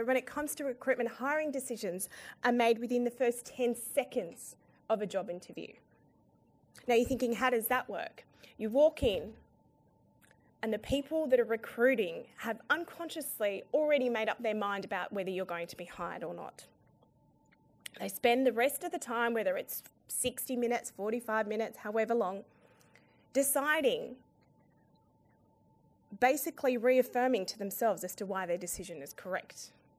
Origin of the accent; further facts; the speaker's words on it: Afghanistan; now in Australia; Now, as an Australian woman who's originally from Afghanistan and a Muslim, I get the triple whammy.